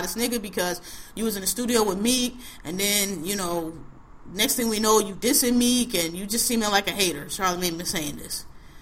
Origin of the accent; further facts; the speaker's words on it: Philadelphia, Pennsylvania, United States; I'm from Philadelphia, West Philadelphia, born and raised.